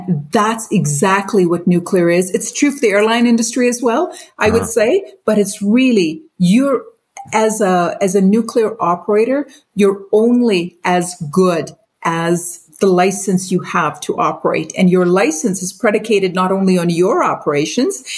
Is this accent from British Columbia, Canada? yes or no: no; Brandon, Manitoba, Canada; also born or lived in Mumbai, India / Pakistan / Winnipeg, Canada / Alberta, Canada; started growing up in India and Pakistan, continued growing up in Brandon